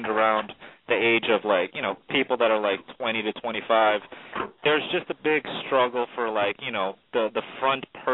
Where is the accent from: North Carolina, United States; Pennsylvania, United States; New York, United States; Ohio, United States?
New York, United States; New York City; also born or lived in Syracuse; I was from East New York, Brooklyn